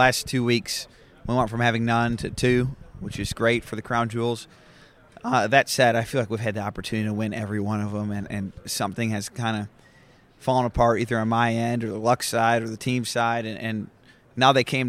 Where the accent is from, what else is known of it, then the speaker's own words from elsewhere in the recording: Michigan, United States; Growing up in Michigan, I grew up in a family that thought that it was not always appropriate to dress up and wear nice clothes